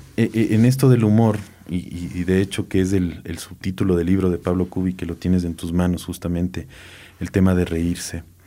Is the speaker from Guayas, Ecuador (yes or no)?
no; Quito, Pichincha, Ecuador; de niño, niño, era que en Quito en la noche no había agua